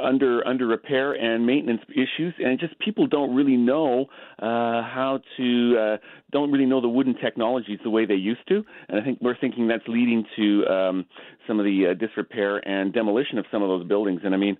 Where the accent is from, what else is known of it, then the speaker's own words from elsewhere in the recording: Edmonton, Alberta, Canada; in Edmonton, my hometown.